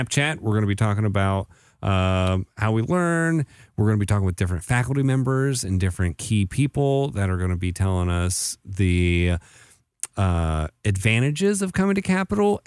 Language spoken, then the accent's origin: English; Lancaster, Ohio, United States; I hail from Lancaster, Ohio